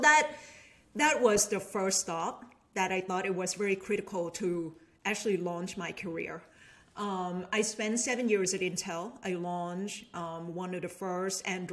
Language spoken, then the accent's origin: English; Bangkok, Thailand; first language Thai; English is a second language; moved away as an adult; also born or lived in Ann Arbor, Michigan / Washington, D.C.; now in Bay Area, United States; Bangkok, Thailand, people, love to go there. That's where I grew up. That's where I was born